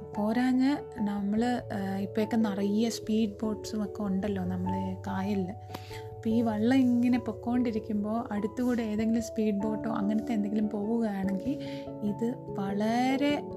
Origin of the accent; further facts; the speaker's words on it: Thiruvananthapuram, Kerala, India; ഞാൻ ജനിച്ചു വളർന്നതൊക്കെ ട്രിവാൻഡ്രം സിറ്റിയിലാണ്